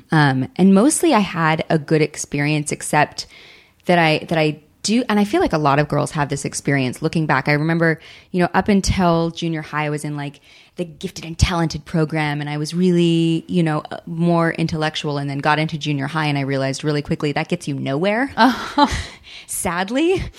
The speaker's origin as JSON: {"language": "English", "region": "Southern California", "country": "United States", "tie": "born or raised there", "also_born_or_lived": "Hawaii", "said": "I grew up in Southern California and I'm used to dry air and stuff"}